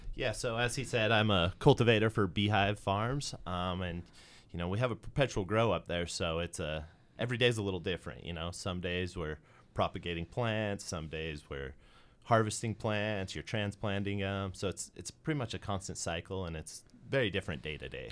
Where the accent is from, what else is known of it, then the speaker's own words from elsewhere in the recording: Utah, United States; moved away as an adult; also born or lived in Colorado; I'm originally from Utah